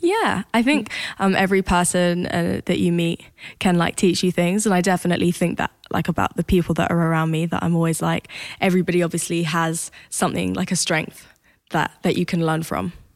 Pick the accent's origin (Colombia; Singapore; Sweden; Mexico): Sweden; accent: British; I grew up in Sweden, obviously.